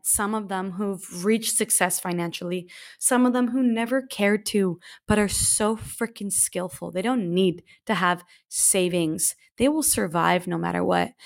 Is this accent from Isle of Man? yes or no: no; Canada; moved away as an adult; I just stayed in one city for seven years after leaving my hometown, of course, in Canada